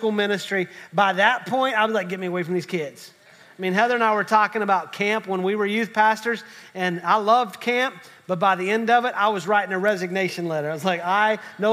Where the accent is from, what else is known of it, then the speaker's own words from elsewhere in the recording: West Virginia, United States; I'm from West Virginia, so I'm just grateful my family tree branches